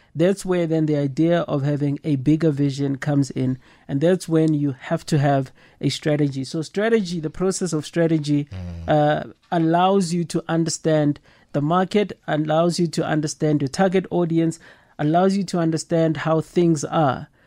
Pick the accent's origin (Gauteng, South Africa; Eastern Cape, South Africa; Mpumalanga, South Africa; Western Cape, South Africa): Gauteng, South Africa; Soweto; coming from the township, I grew up in Soweto